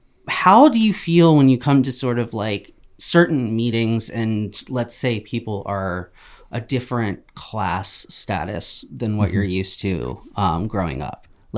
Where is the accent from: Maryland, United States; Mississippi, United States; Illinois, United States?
Maryland, United States; Baltimore; I'm from Baltimore, dude.